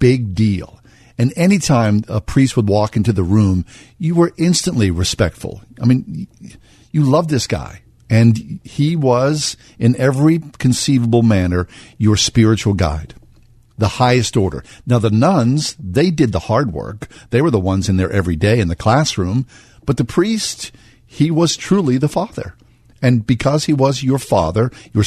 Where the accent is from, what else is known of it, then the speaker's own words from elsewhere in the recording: Swissvale, Pennsylvania, United States; As a young boy growing up in Swissvale